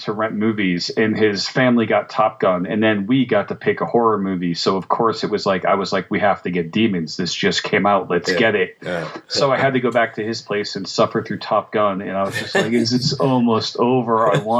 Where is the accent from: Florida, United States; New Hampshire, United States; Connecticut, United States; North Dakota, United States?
Connecticut, United States; I lived in Connecticut. I grew up in Connecticut